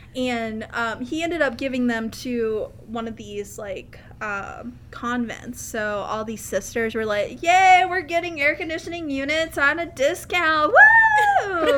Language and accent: English; Central Kentucky, United States; I'm from the heart of Kentucky, Central Kentucky